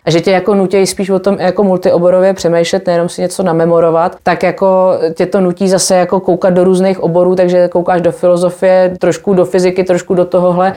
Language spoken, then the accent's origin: Czech; Czechia; moved away as an adult; also born or lived in England; jsem se vrátila z Anglie asi po deseti letech